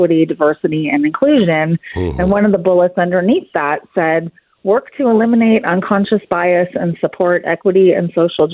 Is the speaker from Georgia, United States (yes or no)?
no; California, United States; moved away as an adult; now in Frisco, United States; I was born and raised in California, lived there my entire life